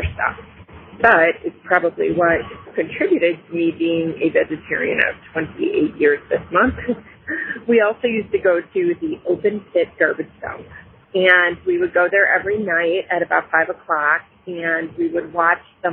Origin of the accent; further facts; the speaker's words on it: Grosse Pointe, Michigan, United States; now in Broomfield, Colorado, United States; when I was a girl growing up in Grosse Pointe, Michigan